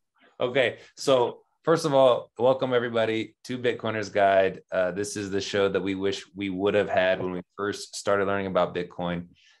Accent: California, United States; I'm from California too, right?

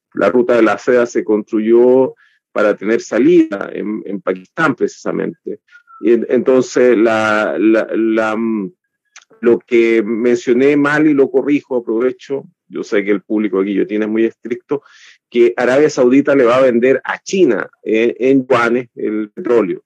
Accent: Chile; nosotros como chilenos

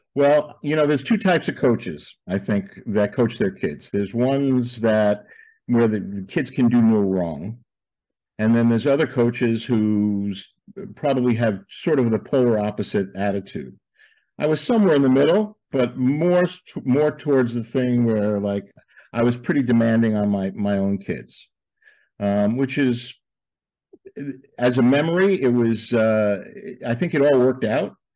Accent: Levittown, New York, United States; I grew up in Levittown, uh, New York, Levittown, Long Island

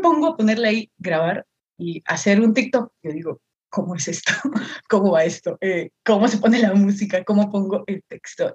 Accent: Chiclayo, Lambayeque, Peru; yo soy de Perú, de Perú específicamente de una ciudad al norte, yo soy de Chiclayo

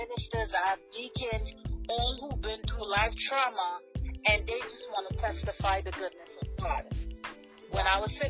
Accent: New York, United States; also born or lived in Trinidad and Tobago; I was definitely raised in New York, but I am from Trinidad and Tobago

